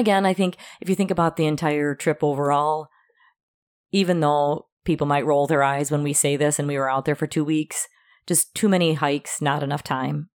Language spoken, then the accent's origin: English; Wisconsin, United States; we're from Wisconsin